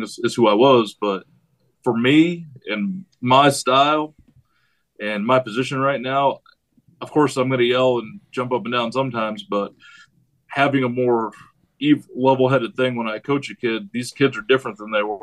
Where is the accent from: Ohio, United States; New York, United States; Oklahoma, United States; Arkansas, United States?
New York, United States; moved away; I'm from New York